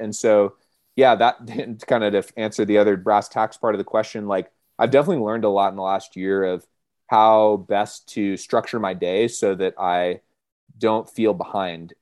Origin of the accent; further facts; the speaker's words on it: Monterey, California, United States; moved away as an adult; now in Colorado, United States; I grew up in Monterey, California